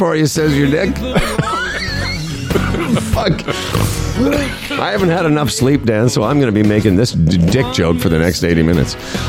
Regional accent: Moose Jaw, Saskatchewan, Canada; I come from Moose Jaw, Saskatchewan

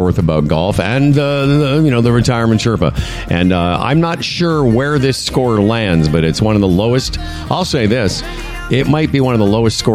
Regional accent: Moose Jaw, Saskatchewan, Canada; born or raised there; now in Ontario, Canada

